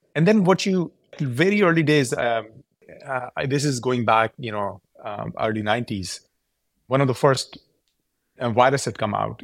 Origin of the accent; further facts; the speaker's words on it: Karachi, Sindh, Pakistan; moved away as an adult; also born or lived in Purdue, Indiana, United States; now in Silicon Valley, United States; I was born there. I grew up in Karachi.